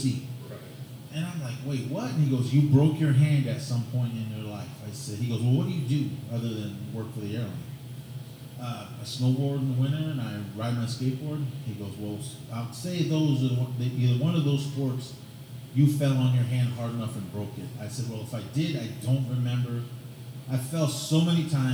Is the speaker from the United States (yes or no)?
yes; Oakland, California, United States; moved away; I grew up in Oakland, California.